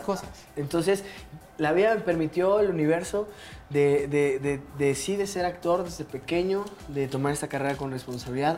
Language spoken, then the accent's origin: Spanish; Mexico City, Mexico; yo crecí en Santa María la Ribera, ah. esta colonia emblemática y enigmática de la Ciudad de México